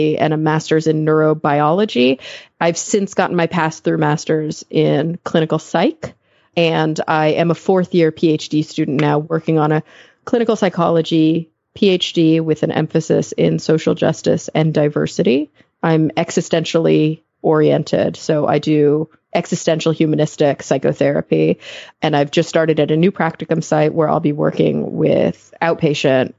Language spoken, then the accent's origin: English; Texas, United States; now in Los Angeles, United States; I grew up in Texas, born and raised